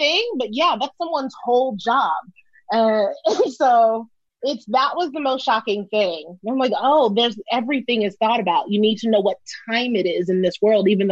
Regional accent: New York City, New York, United States; I was a little black round girl from Brooklyn.

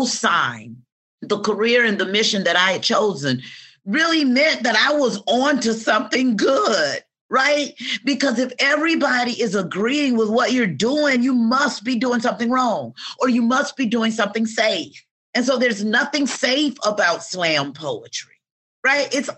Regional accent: Atlanta, Georgia, United States; I grew up in the South. I grew up in Georgia. I grew up in Atlanta

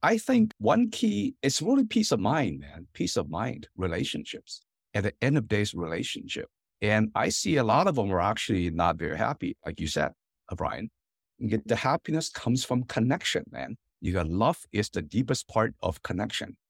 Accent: Hong Kong; now in United States; My, my parents and I, you know, kind of Chinese American immigrant family, and I'm from Hong Kong originally

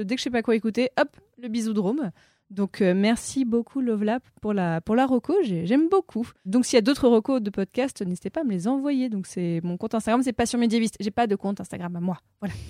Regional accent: Casablanca, Casablanca-Settat, Morocco; moved away as an adult; j'ai grandi au Maroc parce que mon père est franco-marocain, donc j'ai vraiment vécu 18 euh, bah, ans à Casablanca

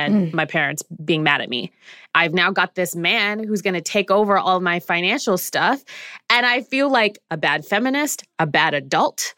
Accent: Canada; I'm Canadian

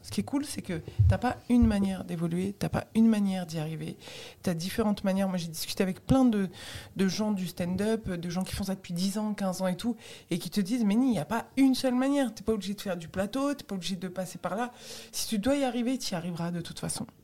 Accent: France; also born or lived in Tunisia (origin/ancestry); je suis française

